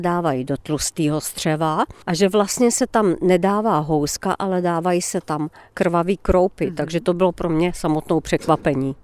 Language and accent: Czech; Moravia, Czechia; moved away as an adult; now in Bohemia, Czechia; u nás na Moravě